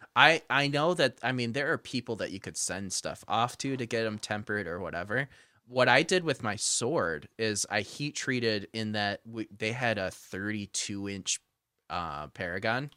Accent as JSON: {"language": "English", "area": "hometown near Frankenmuth", "region": "Michigan", "country": "United States", "tie": "born or raised there", "said": "Frankenmuth, which is right between my shop and my hometown, or my old shop in the hometown."}